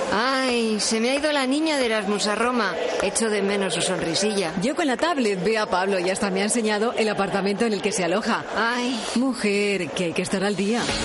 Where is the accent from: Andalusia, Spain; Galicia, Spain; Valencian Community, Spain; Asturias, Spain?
Galicia, Spain; now in Las Rozas, Spain; yo como gallega